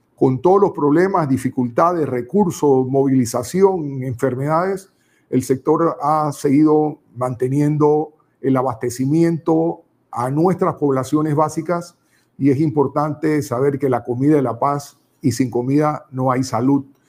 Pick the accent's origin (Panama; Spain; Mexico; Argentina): Panama; Nosotros queremos como panameños